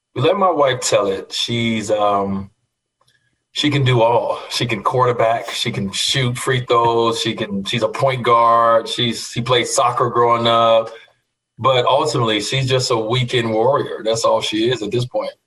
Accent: Chicago, Illinois, United States; growing up in Chicago, Michael Jordan

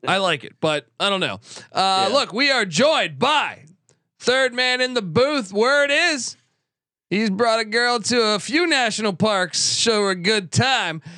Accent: East Coast, United States; I grew up on the East Coast

